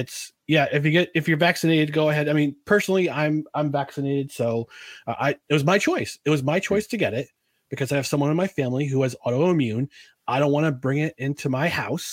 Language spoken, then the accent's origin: English; United States; I'm an American